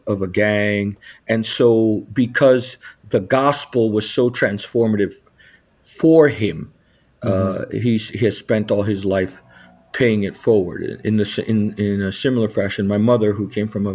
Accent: Lakewood, New Jersey, United States; also born or lived in Long Branch, New Jersey; now in Orlando, United States; I was born in Long Branch, New Jersey. It's the central Jersey shore of New Jersey and raised in a town called Lakewood, New Jersey

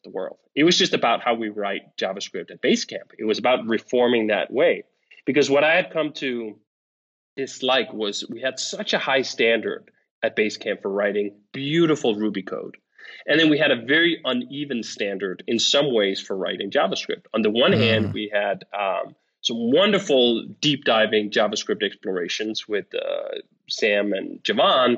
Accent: Copenhagen, Capital Region of Denmark, Denmark; moved away; I'm from Denmark, and in Copenhagen, we speak one dialect

